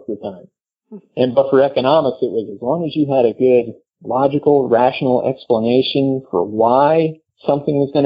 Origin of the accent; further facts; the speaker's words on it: North Texas, United States; growing up in North Texas, that were pursuing a professional golf path